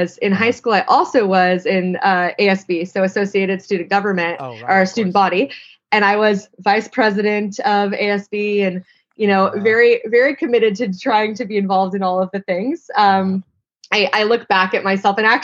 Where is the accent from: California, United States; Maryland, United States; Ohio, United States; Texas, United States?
California, United States; Santa Clarita; growing up in Santa Clarita, was only about a 3-hour drive from there